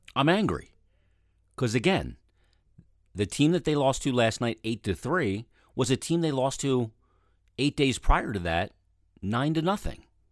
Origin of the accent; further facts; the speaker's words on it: Philadelphia, Pennsylvania, United States; also born or lived in Delaware County, Pennsylvania / Chester County, Pennsylvania / West Chester, Pennsylvania; I grew up in Philadelphia, in Delaware County, and then in Chester County.